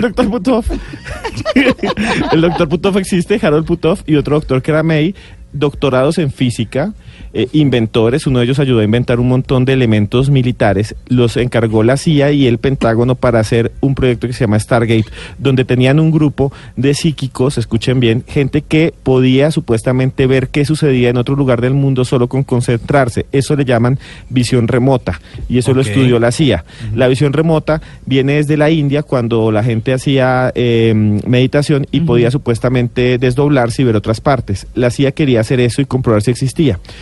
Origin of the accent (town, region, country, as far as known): Colombia